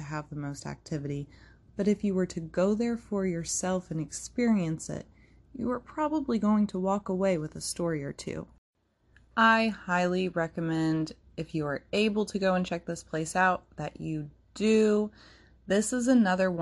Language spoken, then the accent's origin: English; United States; as an American society